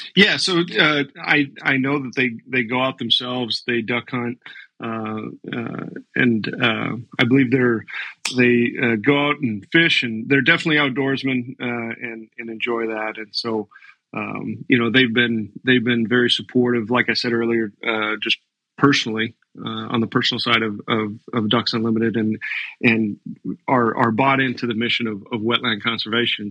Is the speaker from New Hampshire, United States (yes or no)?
no; Lakota, North Dakota, United States; now in Omaha, United States; I grew up in in uh, North Dakota. I was born in Lakota.